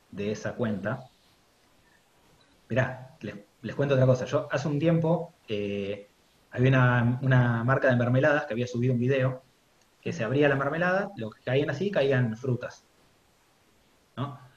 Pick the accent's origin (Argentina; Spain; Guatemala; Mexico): Spain; porque como soy español me van a decir, eh, que sabés vos del mate